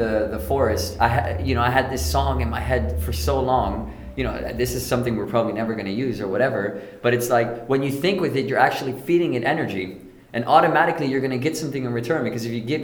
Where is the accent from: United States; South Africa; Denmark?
Denmark; moved away; we're from Denmark